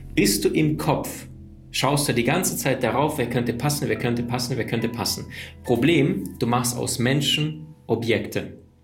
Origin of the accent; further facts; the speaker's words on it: Berlin, Germany; now in Cologne, Germany; ich bin in Berlin aufgewachsen und dann bin ich nach Köln gezogen.